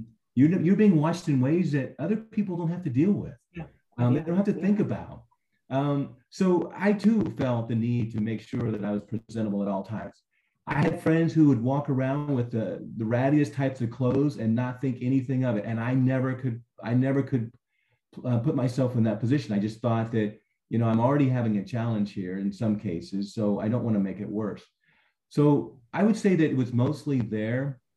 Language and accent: English; California, United States; also born or lived in Arizona / Hawaii; if we walked into a restaurant where I grew up in California or anywhere else, Arizona, Hawaii, you know, people wouldn't even bat an eye or look up at you.